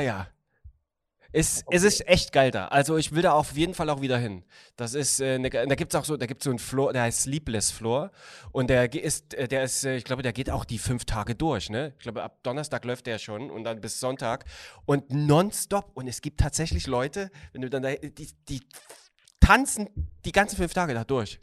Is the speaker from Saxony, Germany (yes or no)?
yes; Chemnitz, Saxony, Germany; aus der Stadt, wo ich geboren bin